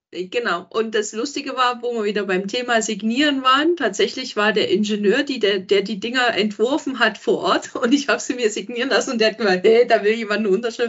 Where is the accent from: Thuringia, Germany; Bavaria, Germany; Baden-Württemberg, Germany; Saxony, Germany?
Thuringia, Germany; Gera; ich bin auch aus Thüringen. Ja, ich komme aus Gera